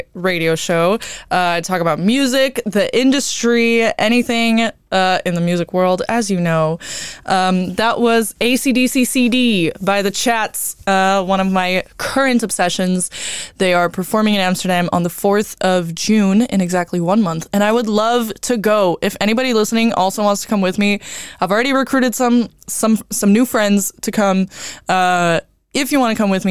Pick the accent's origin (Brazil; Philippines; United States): Brazil; moved away; I'm from Brazil